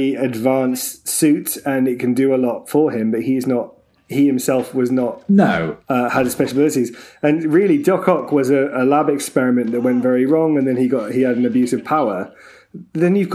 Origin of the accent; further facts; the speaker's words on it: Jersey; I'm from Jersey